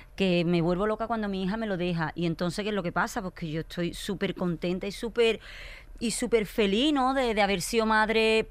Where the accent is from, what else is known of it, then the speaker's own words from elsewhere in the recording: Écija, Andalusia, Spain; Yo soy de pueblo, me, llevaron a la capital, a Sevilla, yo soy de Écija.